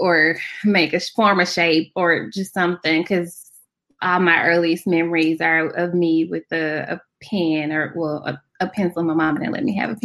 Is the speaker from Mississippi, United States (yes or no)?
yes; Fayette, Mississippi, United States; also born or lived in Jackson, Mississippi; I am from Fayette, Mississippi